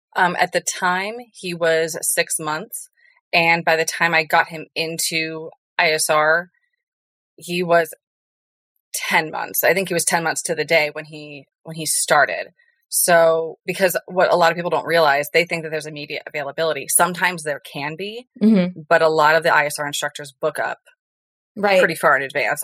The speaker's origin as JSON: {"language": "English", "region": "the Florida Keys", "country": "United States", "tie": "born or raised there", "moved": "as an adult", "lives_now": "Colorado, United States", "said": "I was born and raised in the Keys"}